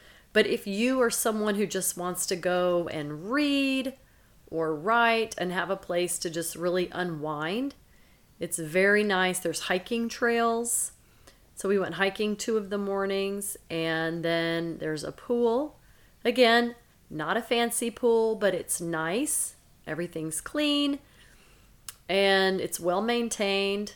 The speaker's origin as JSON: {"language": "English", "town": "Silsbee", "region": "Texas", "country": "United States", "tie": "born or raised there", "also_born_or_lived": "Angleton, Texas", "said": "we were in my hometown last weekend in Silsbee, Texas."}